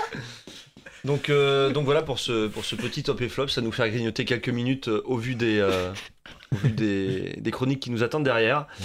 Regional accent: Paris, Île-de-France, France; moi en tant que parisien

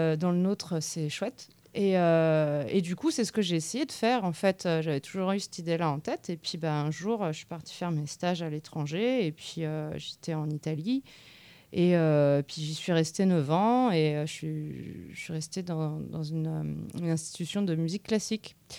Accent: Nantes, Pays de la Loire, France; now in Tours, France; je ne suis pas de Tours. À l'origine, je suis de Nantes

